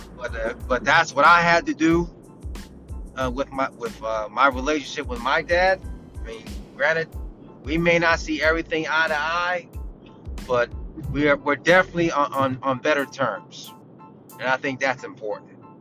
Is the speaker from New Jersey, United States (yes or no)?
yes; New Jersey, United States; I'm from South Jersey.